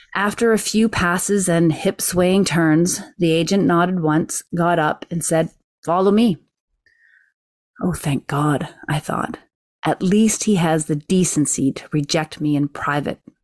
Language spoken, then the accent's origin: English; Canada; being Canadian